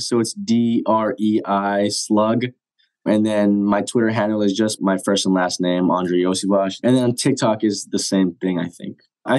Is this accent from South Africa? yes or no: no; Japan; born there; I was born in Japan, but I haven't been back there in a long time.